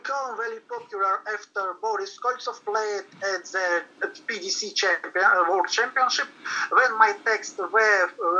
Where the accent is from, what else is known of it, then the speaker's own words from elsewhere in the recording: Krasnoyarsk, Krasnoyarsk Krai, Russia; In my hometown, Krasnoyarsk, which is Siberia